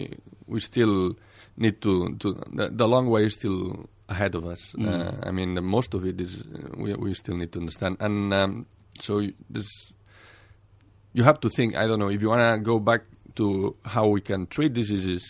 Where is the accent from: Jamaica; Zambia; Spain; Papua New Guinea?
Spain; Barcelona, Catalonia; moved away as an adult; also born or lived in England; back home.